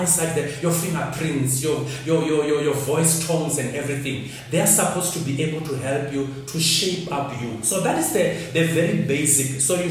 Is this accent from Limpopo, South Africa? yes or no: yes; Limpopo, South Africa; I grew up in Limpopo, in the village